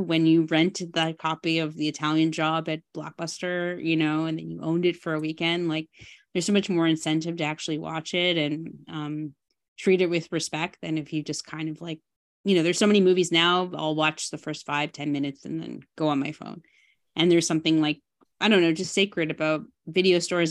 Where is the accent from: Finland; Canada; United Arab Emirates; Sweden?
Canada; Burlington, Ontario; moved away; I grew up in Burlington, um, you know, from maybe grade five to when I graduated high school.